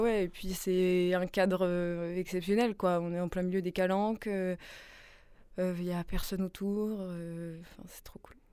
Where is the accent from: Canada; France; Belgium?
France; Nice, Provence-Alpes-Côte d'Azur; now in Marseille, France; je suis née à Nice